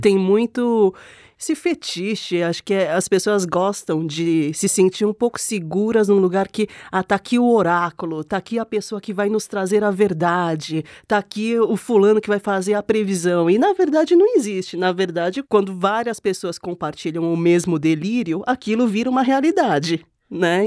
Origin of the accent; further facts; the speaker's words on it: South Korea; now in Brazil; eu já nasci na Coreia nos anos 80 com a pálpebra monolid